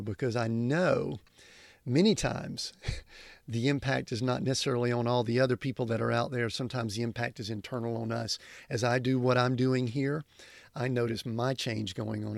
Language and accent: English; Atlanta, Georgia, United States; I grew up in Atlanta